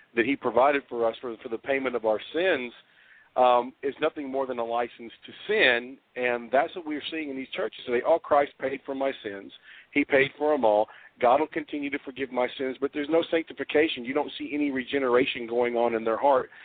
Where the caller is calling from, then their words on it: Memphis, Tennessee, United States; I'm calling from Memphis